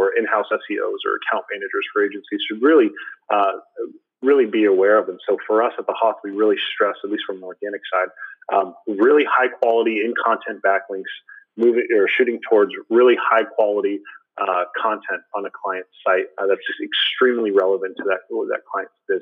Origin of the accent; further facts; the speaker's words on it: Florida, United States; I'm a Florida boy, born and raised in Florida